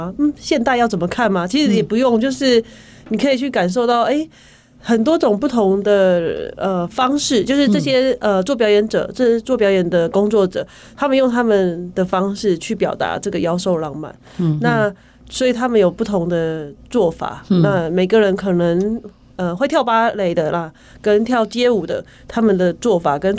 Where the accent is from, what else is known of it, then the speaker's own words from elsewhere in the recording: Changhua County, Taiwan; 然后我们彰化人限定票是六百四，